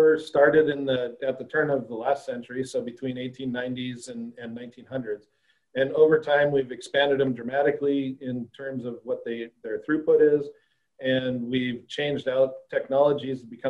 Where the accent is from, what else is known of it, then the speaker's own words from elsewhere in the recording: Northwest Montana, United States; also born or lived in Fargo, North Dakota / Australia; now in Michigan, United States; I'm originally from Montana, Northwest Montana